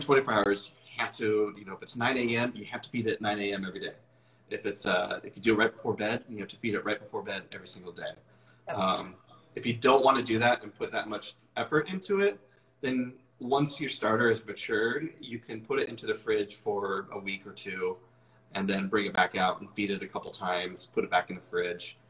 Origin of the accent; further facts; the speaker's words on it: Issaquah, Washington, United States; also born or lived in Seattle / Renton / Bellevue; I grew up out here. I grew up out in Issaquah and uh, moved to Seattle when I turned 18 and have lived there pretty much ever since